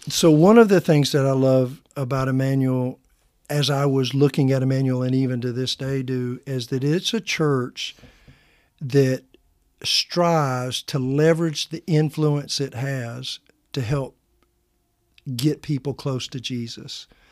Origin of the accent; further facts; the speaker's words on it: Midwest, United States; accent: a little twang; moved away as an adult; now in Oklahoma, United States; where I was from, we called it the Midwest